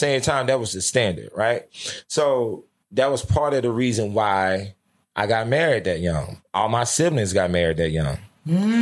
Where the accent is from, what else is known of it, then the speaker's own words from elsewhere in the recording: Louisiana, United States; moved away; I'm from Louisiana, the deep South